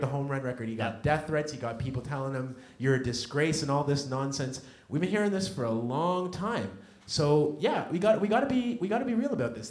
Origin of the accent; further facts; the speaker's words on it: Red Deer, Alberta, Canada; now in Toronto, Canada; I was born in Red Deer, Alberta, and I grew up in the days of Wayne Gretzky and Mark Messier